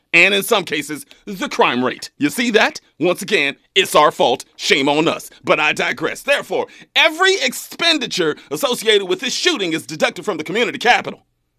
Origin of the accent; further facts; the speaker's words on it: Kern County, California, United States; I'm from Kern County, trust me. And Kern County loves some Trump, man.